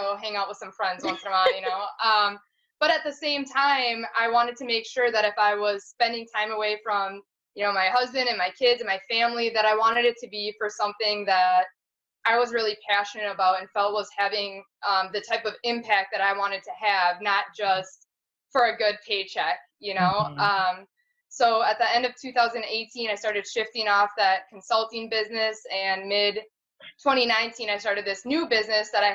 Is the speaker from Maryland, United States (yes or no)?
no; Green Bay, Wisconsin, United States; I'm originally from Green Bay. My husband Matt and I are both from Green Bay, Wisconsin.